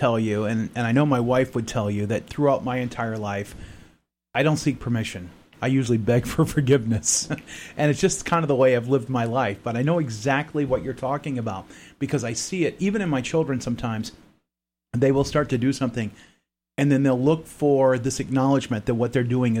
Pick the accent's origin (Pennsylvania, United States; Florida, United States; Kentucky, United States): Florida, United States; moved away as an adult; also born or lived in Maine; We're from the South, from Florida